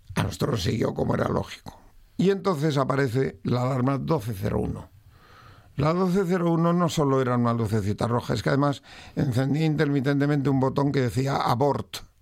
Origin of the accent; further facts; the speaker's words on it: Madrid, Community of Madrid, Spain; also born or lived in Asturias (ancestry); toda mi ascendencia es asturiana, pero yo tuve la mala suerte de nacer en Madrid.